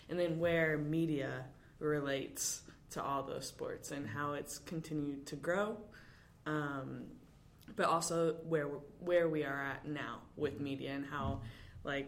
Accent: Nebraska, United States; I'm originally from Nebraska, and I currently play for Washington Spirit.

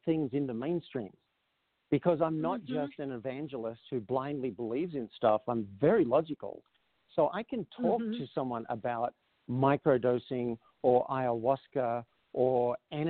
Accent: Australia; grew up in an Australian town as an Australian male.

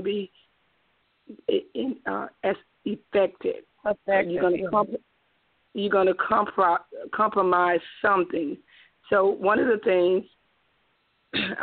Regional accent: Spartanburg, South Carolina, United States; I'm from Spartanburg, South Carolina. I live here all my life

